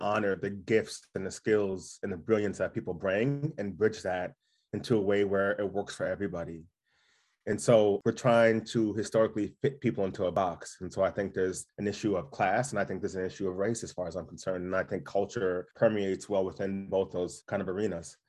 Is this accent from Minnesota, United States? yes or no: yes; Duluth, Minnesota, United States; My history in my childhood growing up in Duluth, I had a good childhood, but I would have rather not grew up in Duluth